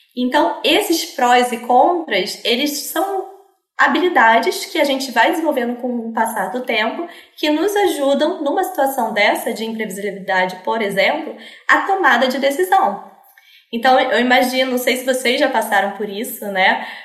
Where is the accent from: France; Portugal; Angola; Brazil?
Brazil; Rio de Janeiro; Sou carioca aqui do Rio de Janeiro